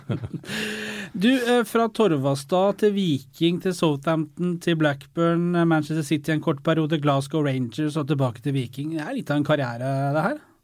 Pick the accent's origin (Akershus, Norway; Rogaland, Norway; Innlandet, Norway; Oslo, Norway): Innlandet, Norway; Hamar; jeg er fra Hamar